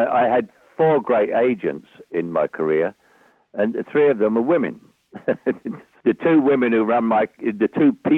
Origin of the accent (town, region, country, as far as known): London, United Kingdom; born or raised there; accent: Cockney